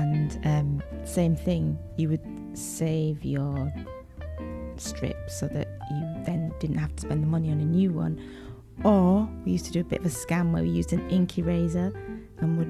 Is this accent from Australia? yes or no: no; Leeds, Yorkshire and the Humber, United Kingdom; moved away; growing up in Yorkshire, in Leeds